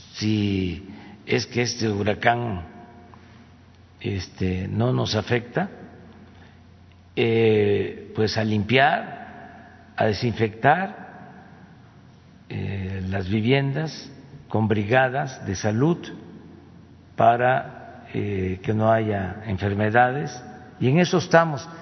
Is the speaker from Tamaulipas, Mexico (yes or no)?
no; town on the Tepetitán river, Tabasco, Mexico; el río Tepetitán, que es el río que pasa por mi pueblo